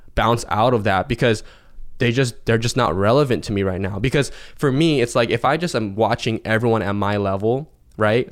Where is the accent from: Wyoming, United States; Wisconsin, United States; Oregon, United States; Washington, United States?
Washington, United States; Seattle; I'm from Seattle, Washington, in the states.